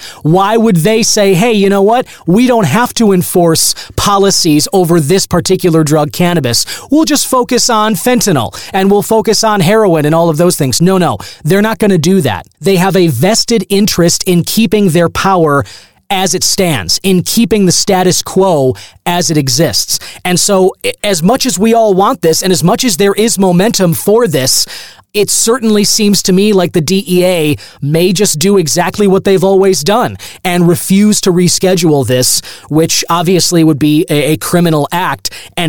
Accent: United States; we, as the American people

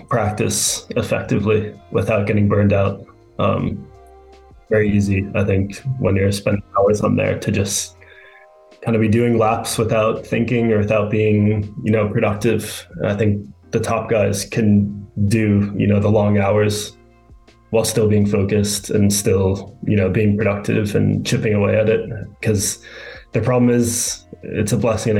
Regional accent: New York City, New York, United States; I grew up in Manhattan in New York City

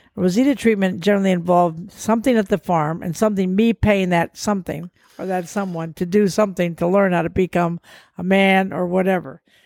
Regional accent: Portugal; moved away; I grew up in Portugal, I go back to see the few relatives that are still alive

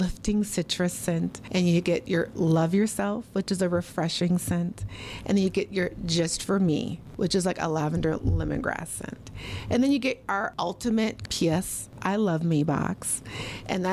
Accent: Minneapolis, Minnesota, United States; I am born and raised in Minneapolis, Minnesota

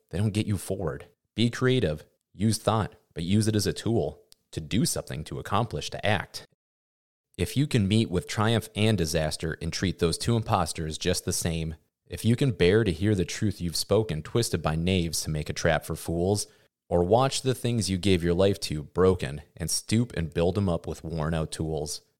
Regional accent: Midwest, United States; growing up in the Midwest

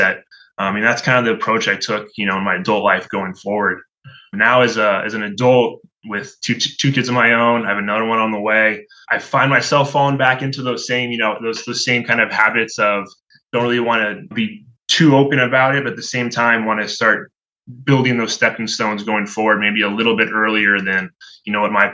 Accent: Hingham, Massachusetts, United States; I grew up in a little town outside of Boston called Hingham.

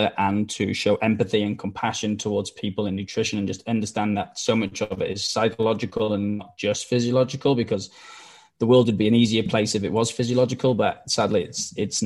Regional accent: Wales, United Kingdom; now in Australia; if you can't tell by the accent, I'm not from Australia, I'm from Wales

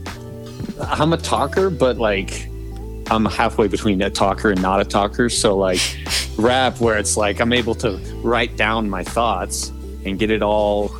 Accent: Tooele, Utah, United States; I'm actually from a small town called Tooele, Utah

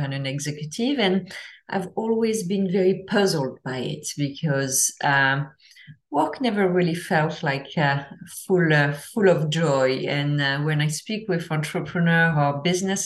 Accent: France; I'm from France

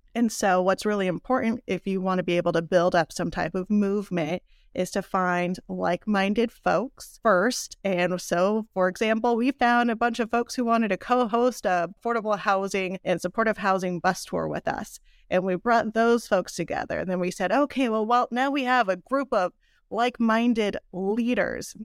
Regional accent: South Pasadena, California, United States; moved away as an adult; now in Rosemead, United States; I'm from South Pasadena

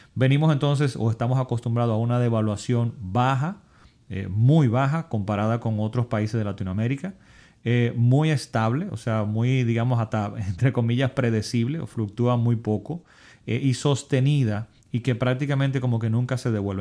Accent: Dominican Republic; mi país, en República Dominicana

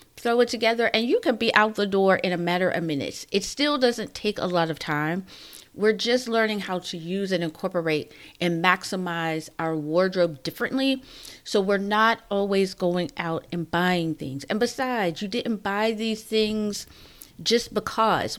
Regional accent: Pittsburgh, Pennsylvania, United States; moved away; I'm from Pittsburgh

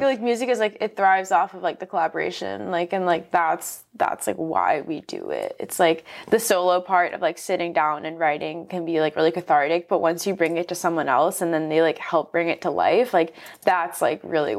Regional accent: Nassau County, Long Island, New York, United States; So I'm from Long Island and I grew up like in Nassau County, so like right on the corner of Queens. So I was very close to the city always.

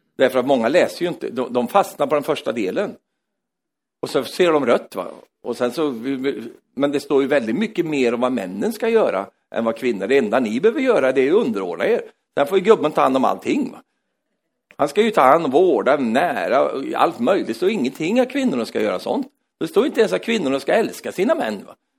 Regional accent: Sweden; jag är svensk

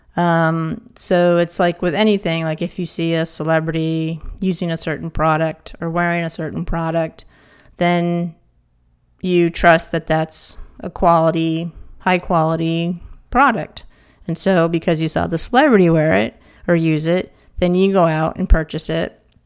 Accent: East Coast, United States; moved away; I'm from the East Coast.

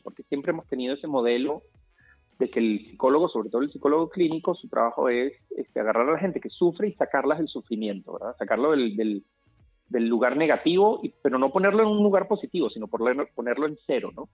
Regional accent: Caracas, Capital District, Venezuela; en el edificio donde yo crecí en Caracas, en Venezuela

